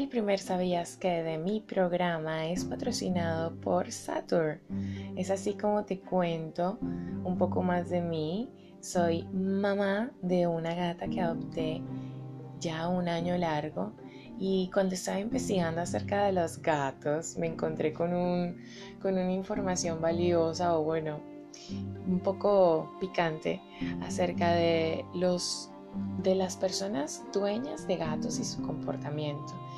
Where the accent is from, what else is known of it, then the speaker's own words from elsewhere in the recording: Venezuela; also born or lived in Bogotá, Colombia; now in Colombia; Soy venezolana y colombiana. Mis padres, los dos son rolos, se casaron y se fueron a vivir a Caracas